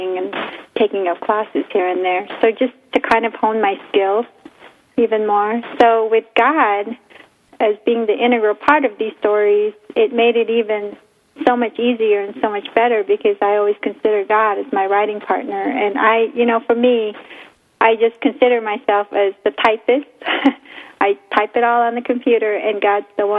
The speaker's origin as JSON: {"language": "English", "country": "Philippines", "tie": "born or raised there", "moved": "yes", "lives_now": "United States", "said": "growing up in the Philippines"}